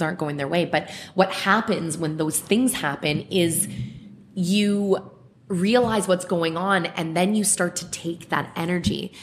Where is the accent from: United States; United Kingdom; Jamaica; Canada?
Canada; Mississauga, Ontario; I grew up in Clarkson. I was born at the Trillium in Mississauga